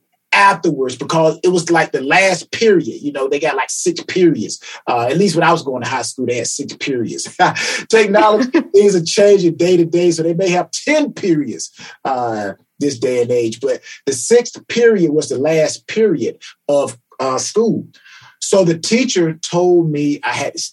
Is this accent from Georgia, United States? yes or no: yes; Atlanta, Georgia, United States; I am from Atlanta, Georgia, reside in Atlanta, Georgia presently